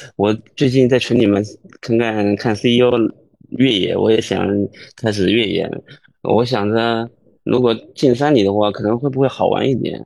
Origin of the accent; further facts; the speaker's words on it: Jiangsu, China; 因为我是江苏人嘛，我，我的老家离那个苏四环现在带的扬州很近